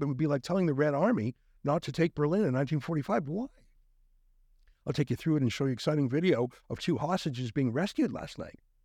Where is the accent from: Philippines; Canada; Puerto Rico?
Canada; we're Canadian